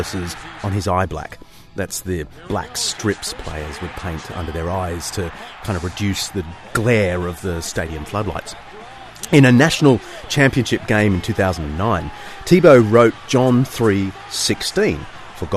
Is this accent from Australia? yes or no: yes; Australia; As an Aussie, I was raised on the fine tradition of mocking players who thanked the Almighty for their victory